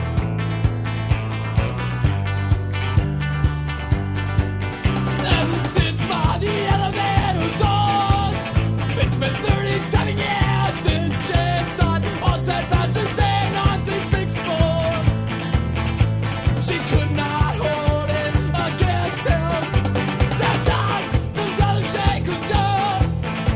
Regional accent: Georgia, United States; growing up in Georgia

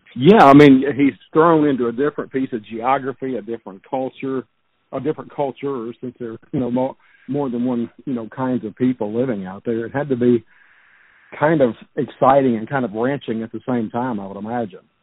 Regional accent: Baton Rouge, Louisiana, United States; I grew up in Baton Rouge myself, way out on the east side of town

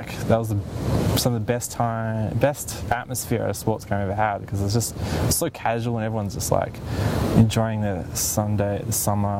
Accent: Australia; I'm Australian.

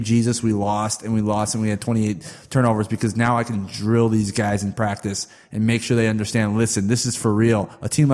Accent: Canada; being a Canadian standpoint

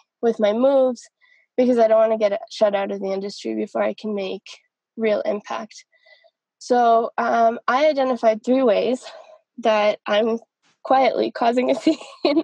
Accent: Canada; moved away as an adult; also born or lived in Colombia; now in Medellin, Colombia; I'm a Colombian-Canadian software engineer. I'm living right now in Medellin, Colombia, but I grew up in Canada

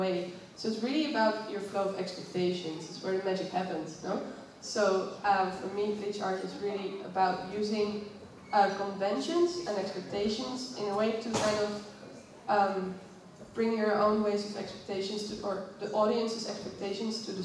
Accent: Netherlands; I come from the Netherlands

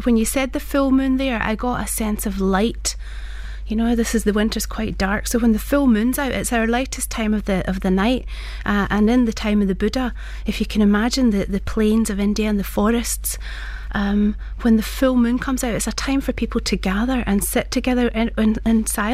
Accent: Glasgow, Scotland, United Kingdom; I was born in Glasgow, as you can hear from my accent

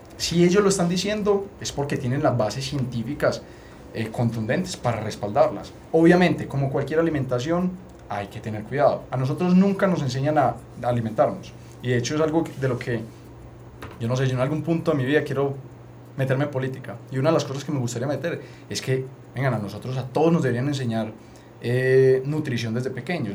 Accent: Paisa, Antioquia, Colombia; nosotros somos paisas

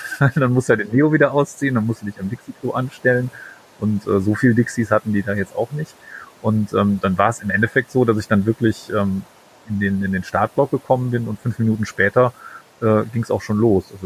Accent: Aachen, North Rhine-Westphalia, Germany; ich komme aus Aachen und Maastricht ist ja, weiß ich nicht, Luftlinie irgendwie 40 Kilometer von hier

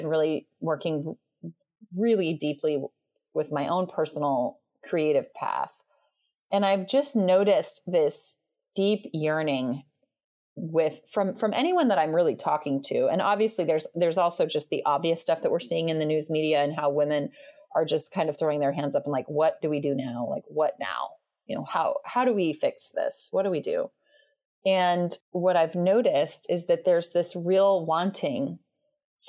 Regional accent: Western United States, United States; where we were raised in the Western United States

